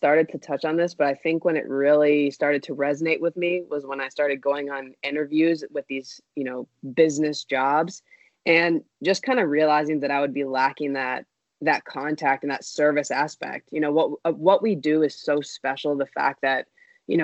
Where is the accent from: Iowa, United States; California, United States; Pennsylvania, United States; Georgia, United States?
Georgia, United States; I grew up in Georgia, in the South, y'all.